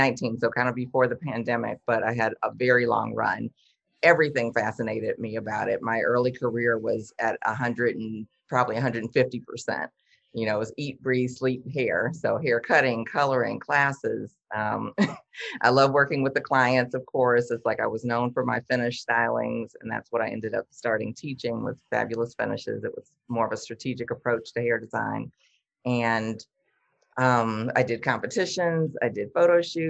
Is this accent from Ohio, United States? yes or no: no; Detroit, Michigan, United States; I'm from Detroit.